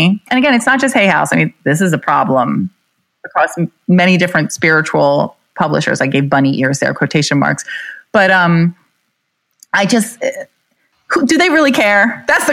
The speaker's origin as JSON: {"language": "English", "region": "New Jersey", "country": "United States", "said": "I'm from New Jersey"}